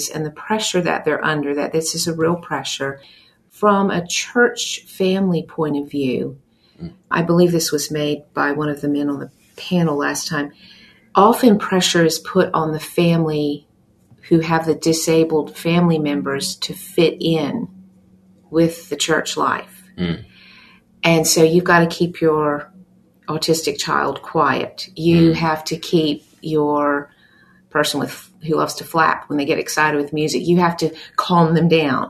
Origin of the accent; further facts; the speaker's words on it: Australia; now in United States; growing up in Australia